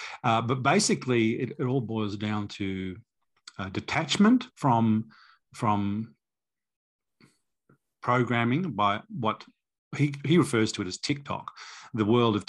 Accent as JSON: {"language": "English", "town": "Manchester", "region": "North West England", "country": "United Kingdom", "tie": "born there", "moved": "yes", "said": "I was born in Manchester. My parents are Australian, but I was born there, so I thought it would be easy for me to go back."}